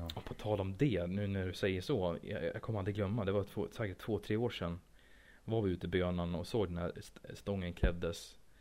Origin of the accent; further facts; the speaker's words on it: Sweden; jag är svensk